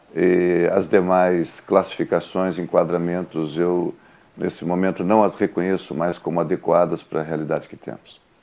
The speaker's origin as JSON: {"language": "Portuguese", "town": "Rio Grande", "region": "Rio Grande do Sul", "country": "Brazil", "tie": "born or raised there", "moved": "yes", "lives_now": "Pelotas, Brazil", "said": "eu sou natural da cidade do Rio Grande"}